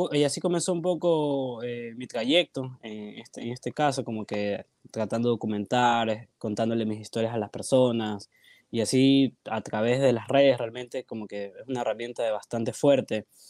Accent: Guayaquil, Guayas, Ecuador; acá de Guayaquil, mucha gente me ha preguntado si no soy de acá, pero sí, sí soy de acá

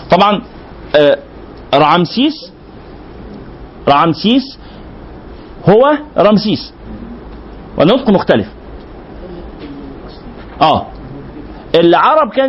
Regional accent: Egypt; الهرم معروف هنا معناه البناء الايه اللي عندنا في مصر

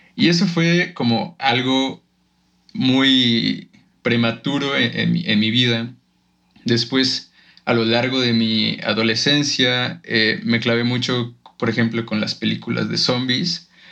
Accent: Guanajuato, Mexico; moved away as an adult; yo vengo de un pueblito de Guanajuato

